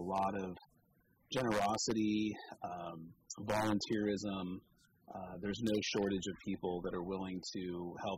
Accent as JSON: {"language": "English", "town": "Petaluma", "region": "California", "country": "United States", "tie": "born or raised there", "lives_now": "Cotati, United States", "said": "I was born and raised over on Caulfield"}